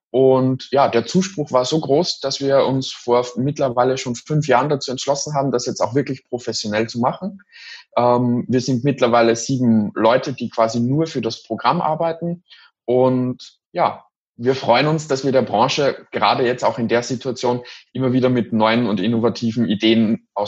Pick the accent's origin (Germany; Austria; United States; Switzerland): Austria; also ich bin aus Österreich und in Österreich ist es noch sehr, sehr stark in der Tradition verankert